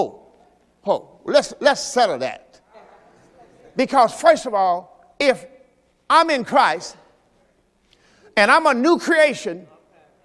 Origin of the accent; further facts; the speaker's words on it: Mississippi, United States; I'm from Mississippi. We used to sing this stuff on Sunday morning.